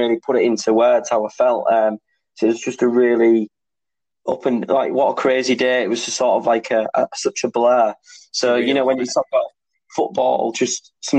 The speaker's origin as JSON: {"language": "English", "town": "Hull", "region": "Yorkshire and the Humber", "country": "United Kingdom", "tie": "born or raised there", "said": "my hometown club"}